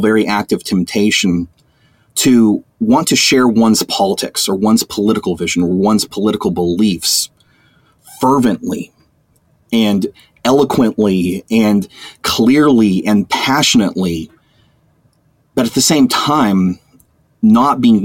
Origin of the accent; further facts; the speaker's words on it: Amarillo, Texas, United States; Amarillo, Texas. It's my hometown. It's the place where I was born, the place I was raised